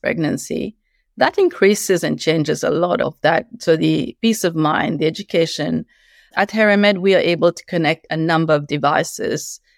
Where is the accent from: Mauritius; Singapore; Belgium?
Mauritius; moved away as an adult; also born or lived in Beijing, China; now in Australia; I've been in Australia for ten years, moved here from eleven years being in Beijing, China, originally from Mauritius